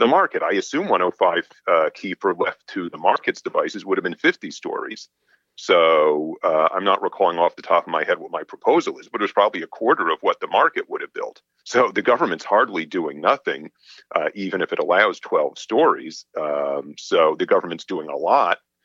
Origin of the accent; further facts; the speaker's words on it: New York, United States; moved away; also born or lived in Boston; I'm from New York.